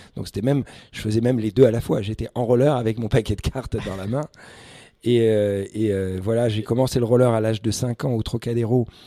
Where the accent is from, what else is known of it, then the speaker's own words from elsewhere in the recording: Paris, Île-de-France, France; also born or lived in Algeria; depuis l'âge de 5 ans, j'ai grandi à Paris